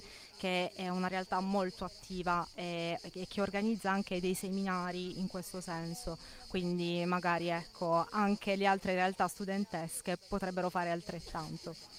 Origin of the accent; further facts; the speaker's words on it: Bari, Apulia, Italy; Da Bari e studio a Bari